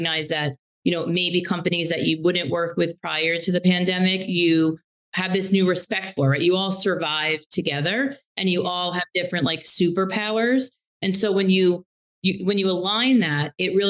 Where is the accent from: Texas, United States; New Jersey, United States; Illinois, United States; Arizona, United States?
New Jersey, United States; moved away as an adult; also born or lived in Massachusetts; now in New York City, United States; I was from Jersey, and I went to undergrad in Massachusetts. So when I moved, it was to move into the city